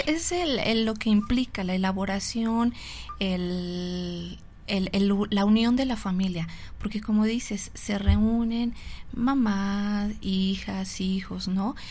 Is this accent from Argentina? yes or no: no; Mexico; nosotros los mexicanos